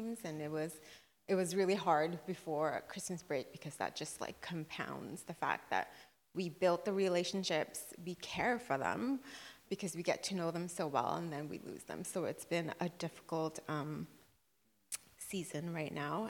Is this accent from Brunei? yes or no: yes; Brunei; moved away; growing up in Brunei, we would go to someone's house and worship the Lord